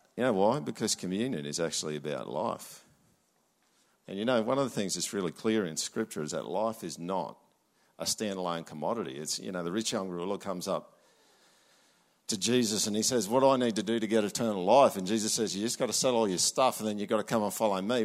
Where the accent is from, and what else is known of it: Australia